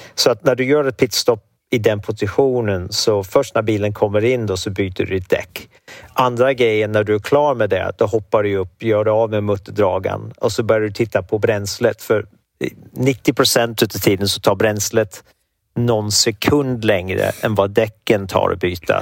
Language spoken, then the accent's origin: Swedish; Sweden; moved away as an adult; now in United States; som svensk